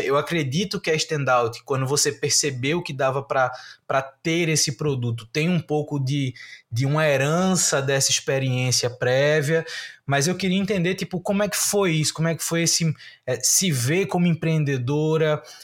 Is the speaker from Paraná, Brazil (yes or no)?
no; Recife, Pernambuco, Brazil; eu sou de Recife, estou em Recife